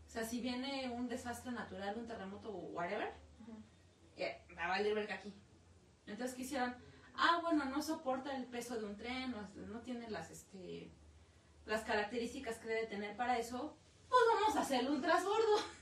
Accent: Mexico; como buenos mexicanos

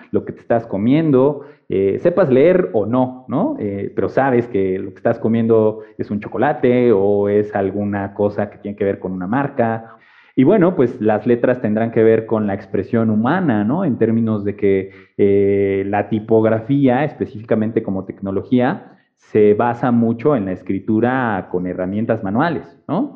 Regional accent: Puebla, Mexico; moved away as an adult; now in Mexico City, Mexico; yo estudié y me formé en la ciudad de Puebla, ahí crecí

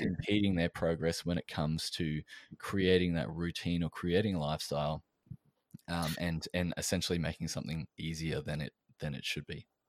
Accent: Australia

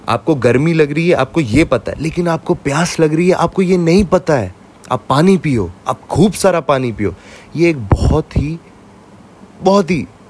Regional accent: Jammu and Kashmir, India; मैं कश्मीर से हूँ

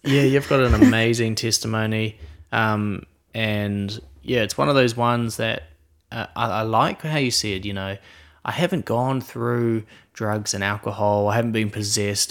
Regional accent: Queenstown, Otago, New Zealand; we're from Queenstown, New Zealand

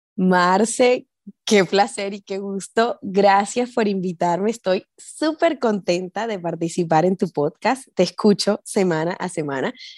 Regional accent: Barranquilla, Atlántico, Colombia; moved away as an adult; also born or lived in Chile; now in Houston, United States; yo soy barranquillera

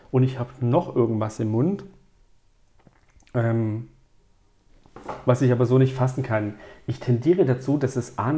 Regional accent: Calabria, Italy; Ich als Italiener, ich war in Mailand, ich war in Verona, ich war in Mailand.

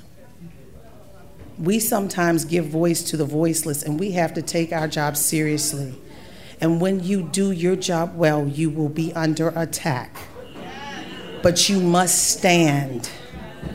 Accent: Baltimore, Maryland, United States; I'm from Baltimore. I'm 50 years old next month

